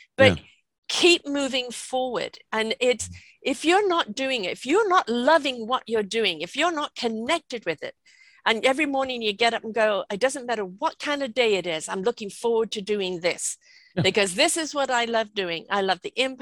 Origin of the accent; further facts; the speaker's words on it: United Kingdom; now in British Columbia, Canada; I'm British, but I live in British Columbia, Canada